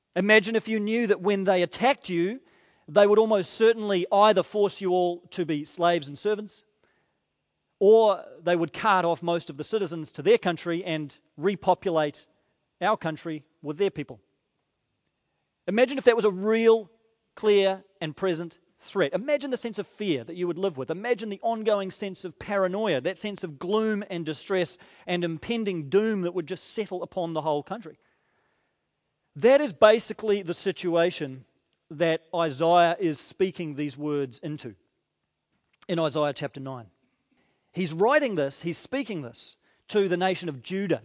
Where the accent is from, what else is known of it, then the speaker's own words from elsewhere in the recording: New Zealand; as a Kiwi